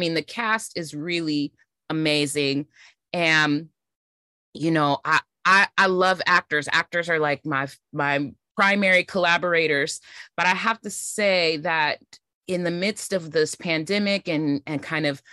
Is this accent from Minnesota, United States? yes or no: no; Oakland, California, United States; I'm from Oakland.